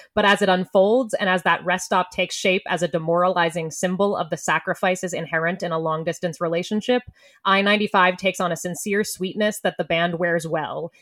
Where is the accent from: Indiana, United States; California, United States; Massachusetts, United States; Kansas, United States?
Massachusetts, United States; Boston; moved away; also born or lived in New York; we went to school in New York and I'm from Boston.